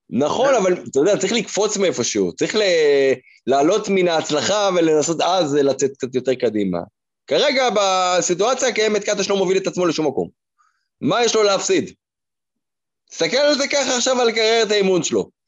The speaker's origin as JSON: {"language": "Hebrew", "country": "Israel", "said": "אנחנו ישראלים"}